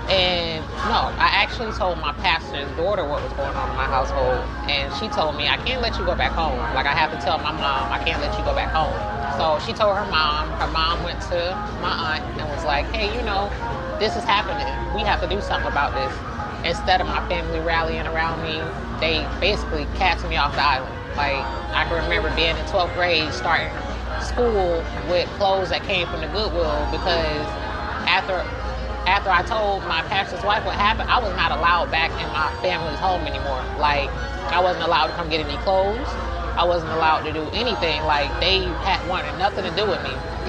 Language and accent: English; Georgia, United States; born there; I'm 32 years old. I was born in South Georgia. I was born to military parents.